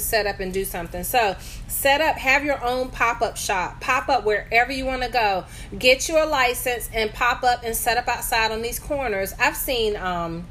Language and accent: English; the South, United States; now in North Carolina, United States; I'm a Southerner for sure at heart and forever.